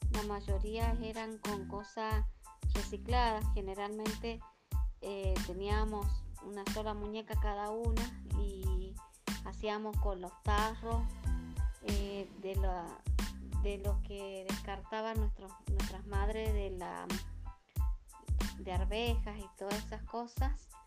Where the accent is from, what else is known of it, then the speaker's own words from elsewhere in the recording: General Güemes, Salta, Argentina; yo crecí en General Güemes, un departamento que pertenece a Salta.